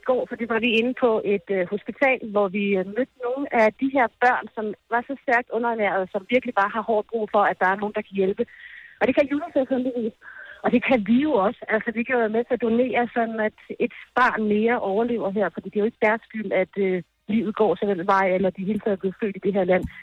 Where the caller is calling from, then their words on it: Ethiopia; Godmorgen, jeg er direkte fra Vukrum.